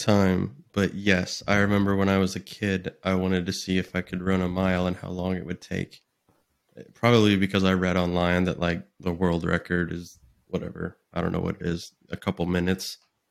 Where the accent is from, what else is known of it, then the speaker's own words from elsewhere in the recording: South Dakota, United States; I'm from South Dakota, so...